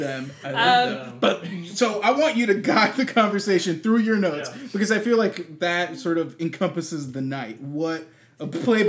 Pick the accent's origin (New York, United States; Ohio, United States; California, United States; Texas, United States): Texas, United States; Austin; I'm from Austin, Texas. I was born and raised in Austin, Texas. I'm one of the few truly unique people in Austin, a unicorn, some would call me. My parents are both from Mexico.